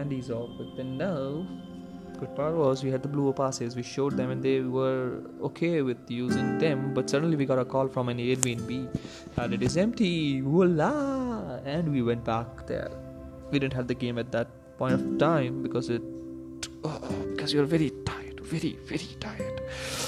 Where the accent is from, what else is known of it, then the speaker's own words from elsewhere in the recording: India; since we are from India